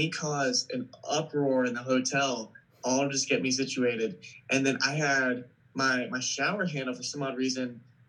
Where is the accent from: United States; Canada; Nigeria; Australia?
United States; East Coast; and I'm from the East Coast.